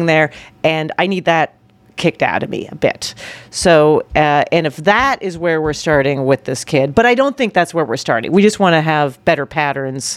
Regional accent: Canada; moved away; I grew up in Canada

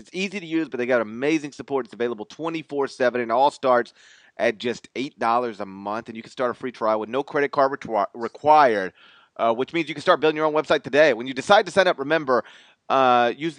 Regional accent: Memphis, Tennessee, United States; growing up in Memphis

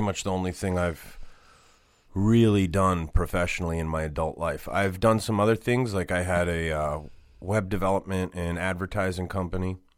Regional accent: Boston, Massachusetts, United States; I grew up in Boston.

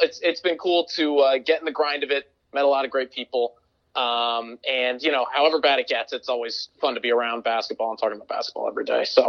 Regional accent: Branford, Connecticut, United States; moved away as an adult; also born or lived in Illinois; now in Chicago, United States; I'm actually not from Chicago originally. Some people are surprised to hear that. I'm from the East Coast, I'm from Connecticut. A suburb called Brantford. It's right outside of New Haven. So I made my way out to Illinois.

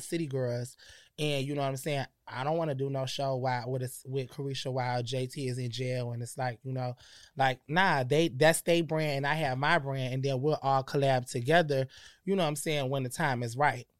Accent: Perry, Florida, United States; also born or lived in Connecticut / New York; Florida, Perry, Florida when I was about ten. I was starting in sixth grade.

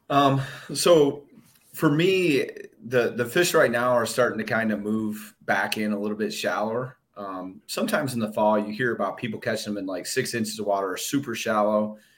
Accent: Michigan, United States; I'm from Michigan

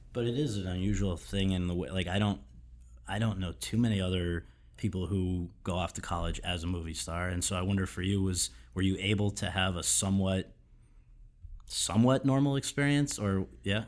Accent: Woodbridge, Connecticut, United States; I'm from Woodbridge, Connecticut

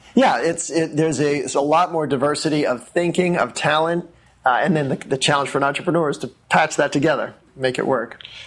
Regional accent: Wellesley, Massachusetts, United States; moved away as an adult; also born or lived in Bethesda, Maryland; now in Washington, D.C., United States; I grew up in Wellesley, and uh, Wellesley, Massachusetts

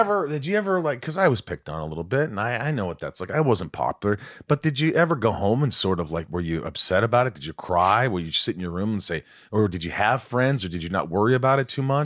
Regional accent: Indiana, United States; also born or lived in New York; I grew up in Indiana

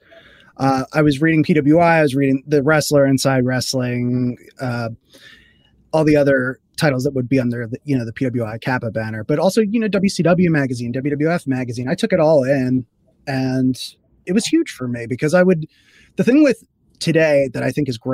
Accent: Philadelphia, Pennsylvania, United States; where I was growing up in Philadelphia

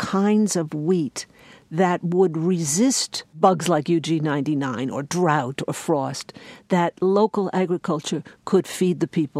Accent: New York, United States; The takeaway lesson for me, and I am an urban woman, I am a New Yorker, was that we can no longer allow agricultural policy to be made essentially in secret

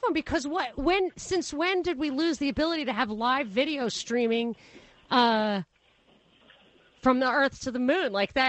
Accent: New York, United States; I grew up in New York, it was a mafia thing that you kill the patsy.

